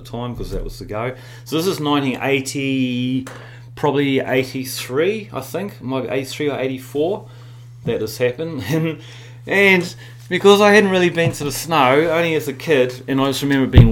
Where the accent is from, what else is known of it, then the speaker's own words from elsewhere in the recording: Whakatane, Bay of Plenty, New Zealand; accent: Kiwi; also born or lived in Ashburton, New Zealand / Gold Coast, Australia / Victoria, Australia; I was born in Ashburton. I don't tell too many people that, but Ashburton is where I was born. And Dad packed us up when I was about six and we moved up to Whakatane in the North Island